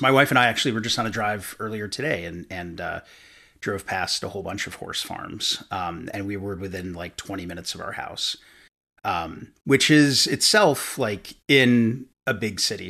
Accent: New York, United States; now in Kentucky, United States; I'm from New York originally, so I, I don't quite have the Kentucky accent

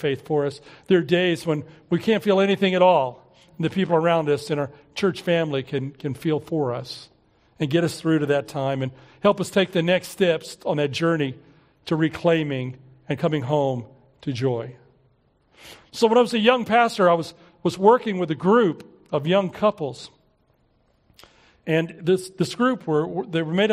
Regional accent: Oklahoma City, Oklahoma, United States; we were growing up in Southeast Oklahoma City

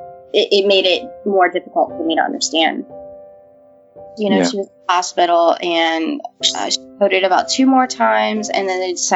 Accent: Walker, Louisiana, United States; also born or lived in Baton Rouge, Louisiana; I was born in Louisiana, in Baton Rouge, and then when I was 3, we moved out to Walker. And at that time, it was pretty much country. I grew up on 8 acres of land

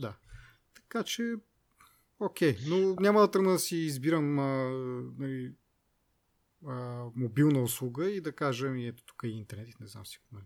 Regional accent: Kazanlak, Stara Zagora Province, Bulgaria; аз както съм от Казанлък

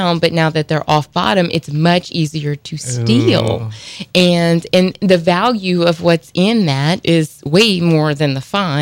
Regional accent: Terrebonne Parish, Louisiana, United States; I grew up in Terrebonne

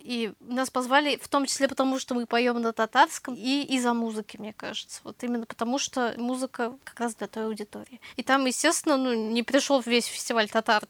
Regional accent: Tatarstan, Russia; у нас в татарстане миллион коллективов

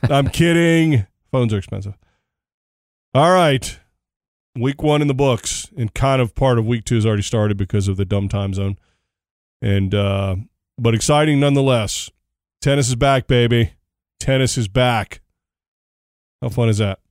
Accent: United States; as an American

